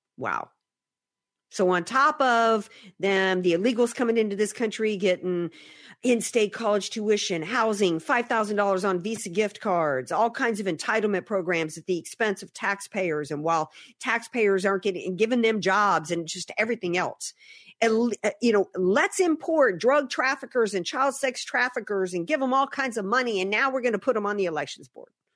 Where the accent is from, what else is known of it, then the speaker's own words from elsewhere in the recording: New Orleans, Louisiana, United States; moved away; I grew up in the Deep South